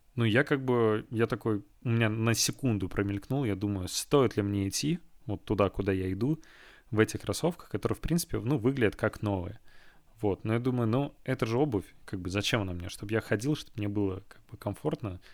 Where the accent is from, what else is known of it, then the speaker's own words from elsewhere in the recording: Kazan, Tatarstan, Russia; moved away; в Казань домой к родителям